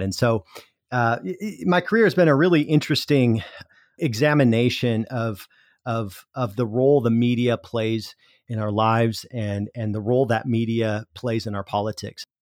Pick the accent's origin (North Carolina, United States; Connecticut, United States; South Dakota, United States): South Dakota, United States; moved away as an adult; also born or lived in Minnesota; I grew up on the South Dakota side of that, but my family was all from the Iowa side